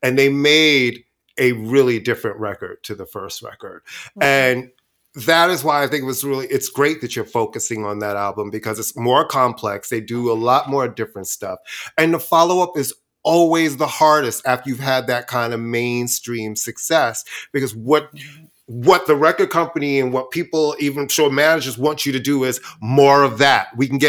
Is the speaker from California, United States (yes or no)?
no; New York, United States; I was in college at that time as well, and they ruled, and I'm from New York.